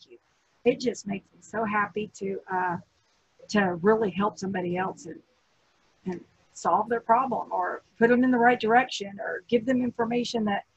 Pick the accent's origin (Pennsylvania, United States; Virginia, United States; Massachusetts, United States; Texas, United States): Texas, United States; It's part of my Southern charm. I'm a Texan.